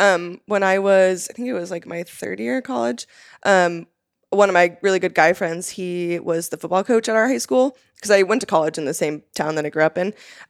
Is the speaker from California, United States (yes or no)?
yes; California, United States; Like, for those who don't know, like, I'm from the Central Coast of California. I mean, there isn't anything except for nature there.